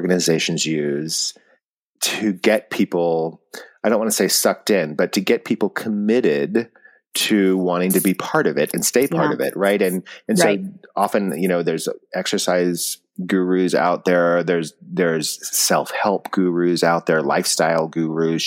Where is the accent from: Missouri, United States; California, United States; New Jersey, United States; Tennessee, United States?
California, United States; Bishop; growing up in Bishop, we didn't really spend a whole lot of time in airports